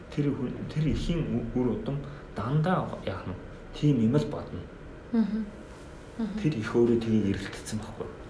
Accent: Mongolia; бид бол Монгол хүн гэдгийг мартаж болохгүй.

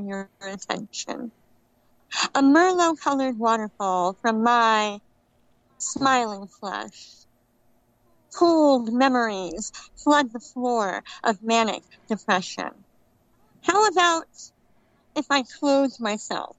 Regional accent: California, United States; I'm from California.

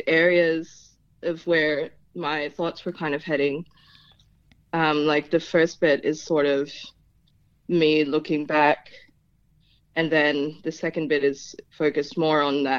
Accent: Philippines; first language Tagalog; English is a second language; also born or lived in Hobart, Tasmania; now in Tasmania, Australia; I was actually born in Hobart due to just some medical issues. But very soon after I was born, my family went back to the Philippines, and I grew up over there.

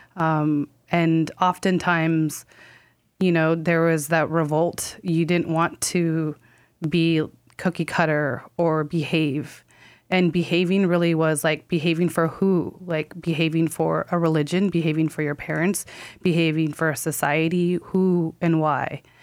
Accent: California, United States; now in New York, United States; I am from California and live in New York

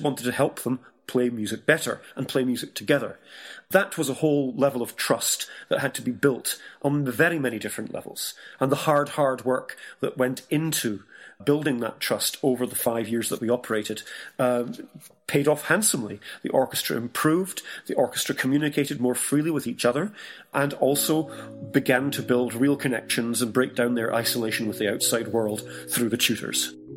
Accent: Scotland, United Kingdom; I'm British, Scottish

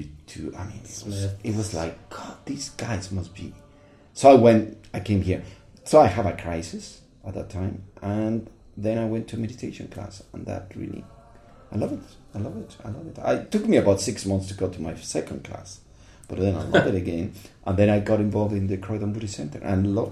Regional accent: Mexico; moved away as an adult; also born or lived in London, United Kingdom; now in Mexico City, Mexico; I'm coming from Mexico

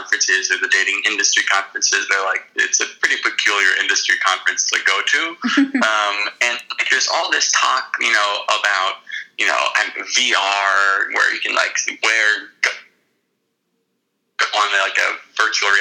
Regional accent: Miami Beach, Florida, United States; moved away as an adult; also born or lived in Boston / New York City; I grew up in Miami Beach, Florida

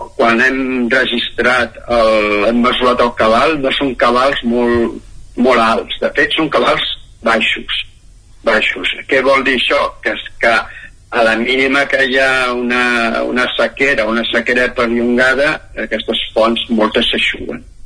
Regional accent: Centelles, Catalonia, Spain; moved away; also born or lived in Moianès; sóc originari de, de Centelles, d'Osona

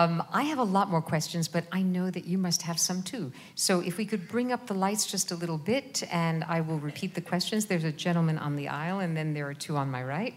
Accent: New York, United States; In other words, whenever I go out to LA, they always know that I'm from New York because I walk everywhere.

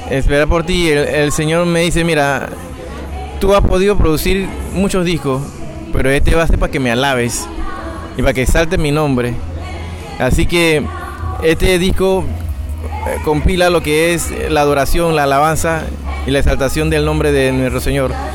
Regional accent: Panama; soy panameño de nacimiento, soy hijo de chino con panameño

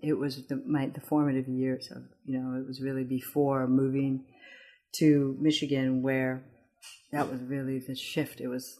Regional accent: Addis Ababa, Ethiopia; English is a second language; now in United States; I was raised in Addis and really culturally Ethiopian. And then the adjustment of coming to the United States

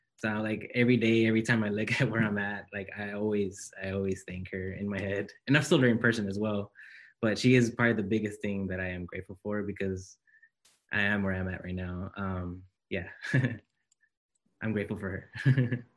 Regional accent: Los Angeles, California, United States; moved away as an adult; now in Santa Barbara, United States; I come from South Central Los Angeles

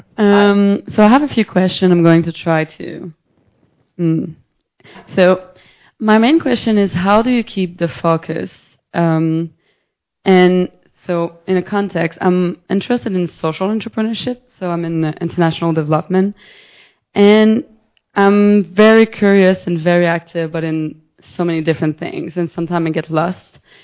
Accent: Montreal, Quebec, Canada; I'm from Montreal

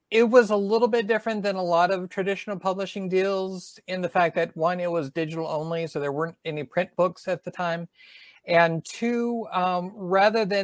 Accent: Southern US, United States; accent: Southern; they beat my southern accent out of me.

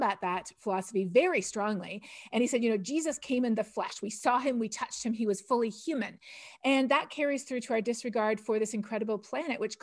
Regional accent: Toronto, Ontario, Canada; moved away as an adult; also born or lived in India; now in Texas, United States; I'm Canadian from Toronto, and I grew up Plymouth Brethren.

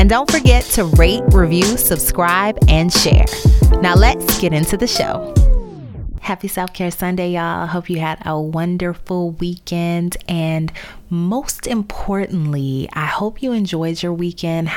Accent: New Orleans, Louisiana, United States; moved away as an adult; also born or lived in Baltimore / Chicago / Dallas; from my hometown of New Orleans

